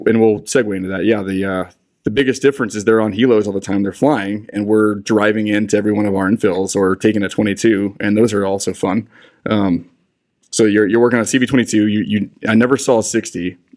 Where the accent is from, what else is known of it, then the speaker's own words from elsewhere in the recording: Albuquerque, New Mexico, United States; moved away as an adult; also born or lived in Clovis, New Mexico; I'm from Albuquerque. So my whole career, I wanted to leave Albuquerque.